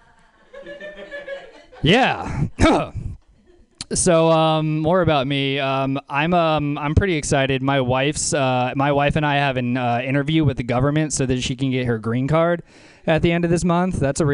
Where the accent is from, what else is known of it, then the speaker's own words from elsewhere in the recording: New Orleans, Louisiana, United States; now in San Francisco, United States; my hometown of New Orleans, Louisiana